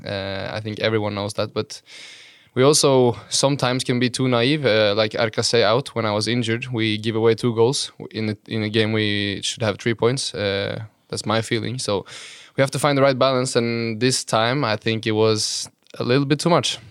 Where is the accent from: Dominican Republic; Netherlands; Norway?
Norway; Halden, Viken; moved away; it's been a nice place to grow up